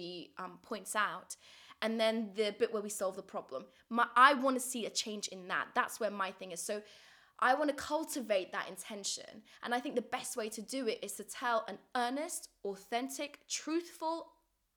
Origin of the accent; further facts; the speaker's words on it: Kabul, Afghanistan; moved away; in my hometown of Kabul